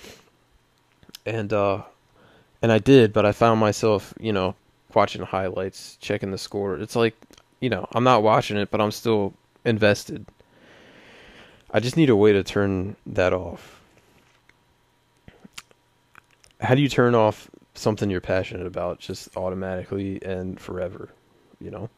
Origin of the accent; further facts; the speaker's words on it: Baltimore, Maryland, United States; accent: Baltimore; my Baltimore accent